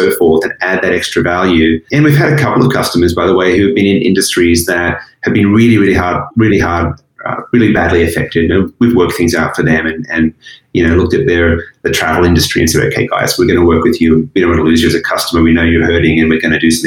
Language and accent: English; Australia; moved away as an adult; also born or lived in Asia; I was born in Australia. It's a beautiful country. I was lucky to grow up there.